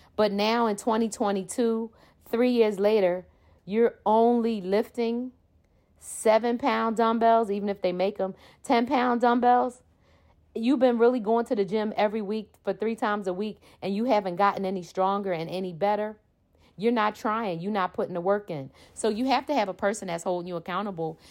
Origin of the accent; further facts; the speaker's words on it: Philadelphia, Pennsylvania, United States; I am from Philly. That means I'm from Philadelphia, Pennsylvania